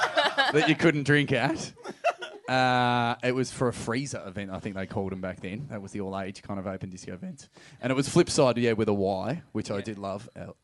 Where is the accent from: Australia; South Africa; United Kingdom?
Australia; Geelong, Victoria; I was fucking from Geelong.